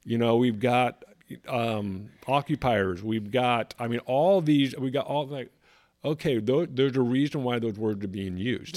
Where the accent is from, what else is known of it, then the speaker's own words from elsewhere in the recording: California, United States; moved away as an adult; now in South Carolina, United States; Growing up in California, pretty much my whole life, spent a little bit of time in different countries